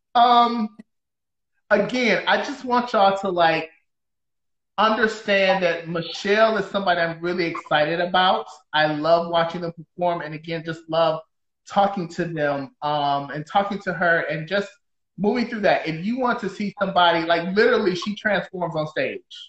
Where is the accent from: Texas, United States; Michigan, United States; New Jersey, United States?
Michigan, United States; Detroit; now in Seattle, United States; I'm from Detroit